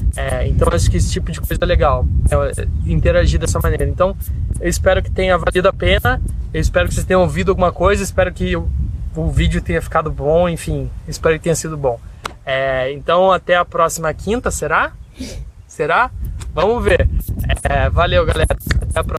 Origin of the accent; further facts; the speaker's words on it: Curitiba, Paraná, Brazil; moved away; also born or lived in Rio de Janeiro; eu sou de Curitiba, o que eu aprendi me mudando de Curitiba para o Rio foi gigantesco.